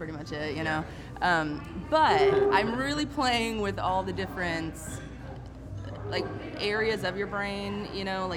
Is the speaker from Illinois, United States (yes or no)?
yes; Illinois, United States; I grew up in Illinois, in the country